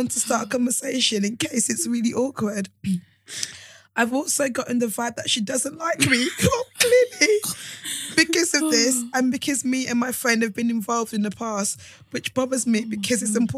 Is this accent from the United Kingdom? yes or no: yes; United Kingdom; accent: British twang; You're going to hear the British twang to my accent